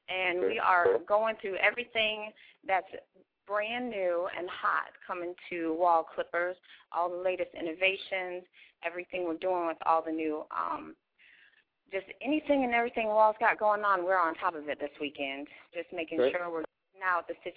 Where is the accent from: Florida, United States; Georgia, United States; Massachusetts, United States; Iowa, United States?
Florida, United States; Clearwater; I'm from Clearwater, Florida